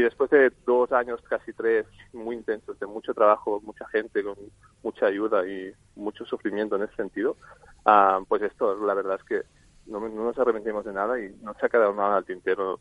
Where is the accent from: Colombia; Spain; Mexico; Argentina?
Spain; Barcelona, Catalonia; somos de Barcelona nosotros